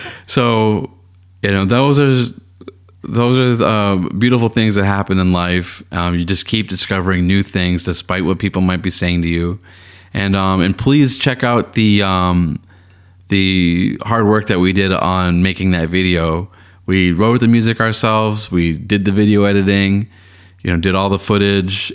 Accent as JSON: {"language": "English", "town": "Boston", "region": "Massachusetts", "country": "United States", "tie": "born or raised there", "said": "I grew up in Boston, in Boston, and then during my time at the Boston Public Schools"}